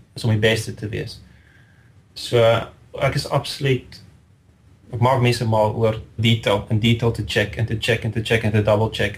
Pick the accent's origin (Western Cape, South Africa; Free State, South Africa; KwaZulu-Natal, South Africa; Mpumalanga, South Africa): Free State, South Africa; Riebeeckstad; moved away as an adult; now in St Albans, United Kingdom; Ek het eh, te groot geword in die Vrystaat in Riebeekstad